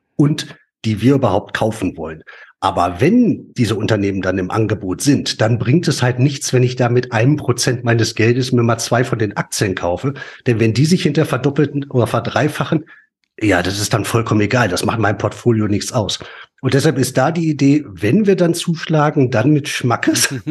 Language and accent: German; Ruhr area, North Rhine-Westphalia, Germany; wir kommen ja beide aus dem Pott.